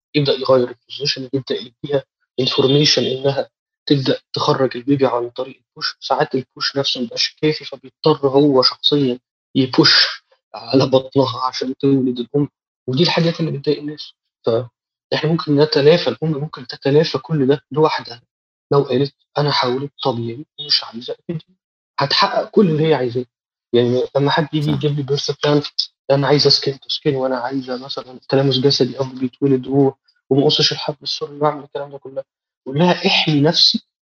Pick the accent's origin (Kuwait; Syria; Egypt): Egypt; إحنا دكاترة مصريين